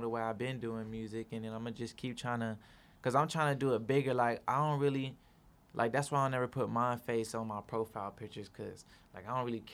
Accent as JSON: {"language": "English", "area": "East Side", "region": "Arizona", "country": "United States", "tie": "born or raised there", "said": "I come from the East Side and grew up with my mama"}